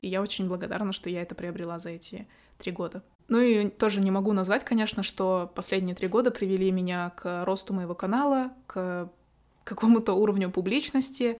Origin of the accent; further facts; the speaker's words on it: Kazakhstan; moved away as an adult; я была международный студент, потому что я из Казахстана поступала за границу